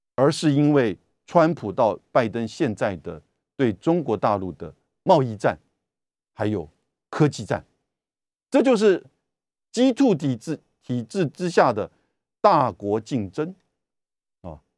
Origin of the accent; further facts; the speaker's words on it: Taiwan; 我们台湾这边